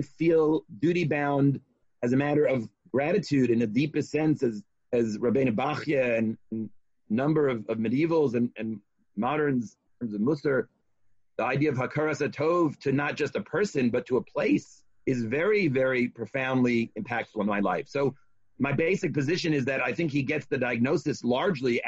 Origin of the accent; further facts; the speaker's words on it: United States; I see myself as an American